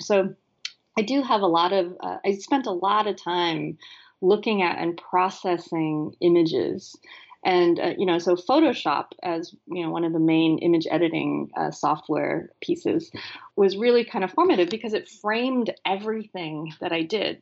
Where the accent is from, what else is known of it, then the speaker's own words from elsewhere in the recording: San Francisco, California, United States; I grew up in San Francisco